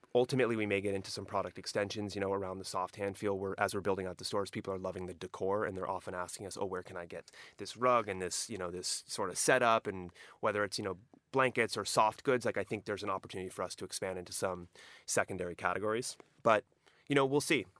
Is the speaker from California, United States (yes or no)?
yes; Southern California, United States; also born or lived in Europe; Growing up in Southern California, this is, these were my roots